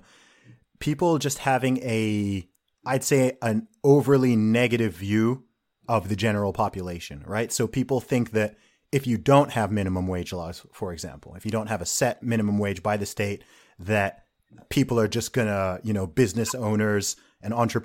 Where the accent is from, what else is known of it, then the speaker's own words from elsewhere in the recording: Saudi Arabia; moved away; I grew up in Saudi Arabia